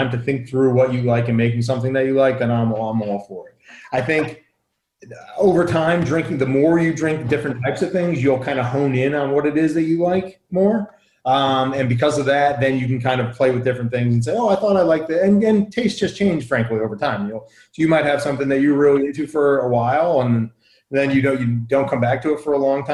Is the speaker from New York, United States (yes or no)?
no; Southern Connecticut, United States; I grew up in Southern Connecticut